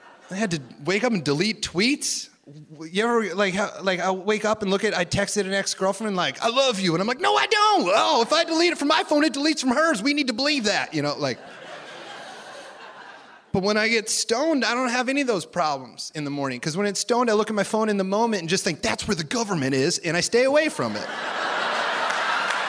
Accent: Iowa, United States; I grew up in Iowa

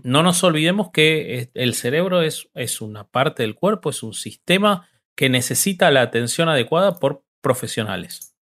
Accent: Argentina; yo amo mi país

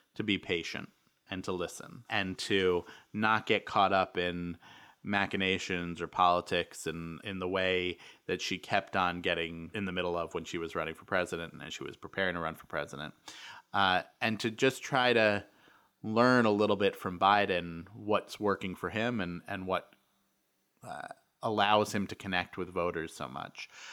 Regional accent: New York, United States; I, I grew up in New York

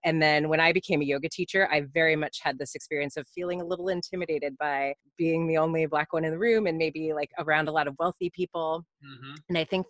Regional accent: Omaha, Nebraska, United States; I grew up in Omaha, Nebraska

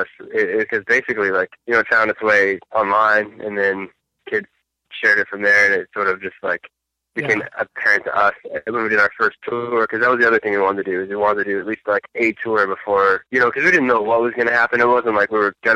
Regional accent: Concord, California, United States; also born or lived in Orem, Utah; I was raised in Northern California

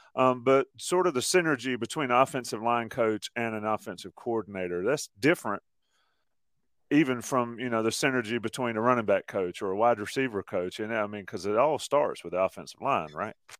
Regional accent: North Carolina, United States; I'm from North Carolina.

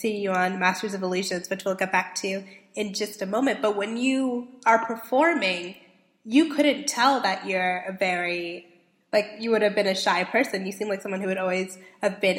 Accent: Canada; I'm from Canada, but currently traveling in the Los Angeles area

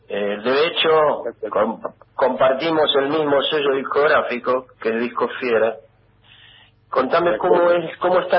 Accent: Argentina; yo, siendo argentino, haya recurrido a un, sello independiente colombiano

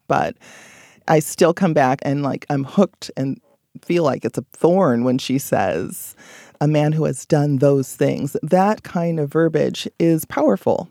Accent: Belize; moved away

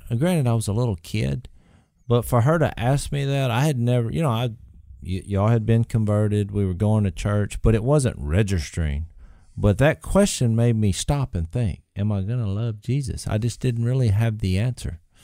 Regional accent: Louisiana, United States; we're from Louisiana

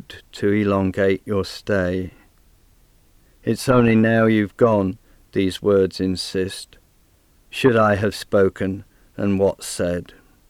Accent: near Manchester, North West England, United Kingdom; moved away as an adult; now in Canberra, Australia; though I was born near Manchester in England, I've lived in Australia for over 30 years, and for most of that time I've lived in Canberra

